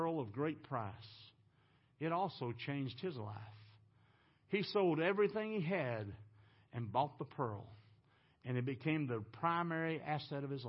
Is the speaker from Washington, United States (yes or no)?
no; Texas, United States; I'm from Texas.